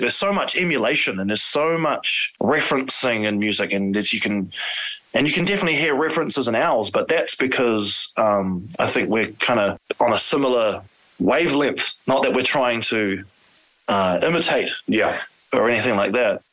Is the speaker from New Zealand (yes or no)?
yes; New Zealand; we're from New Zealand, and Maori is the, you know, the, the, the indigenous uh, culture of, of New Zealand. Um, three of us, including myself, are Maori